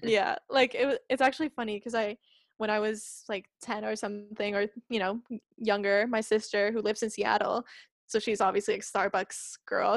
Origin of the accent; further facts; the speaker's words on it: Espoo, Uusimaa, Finland; English is a second language; I'm from Espoo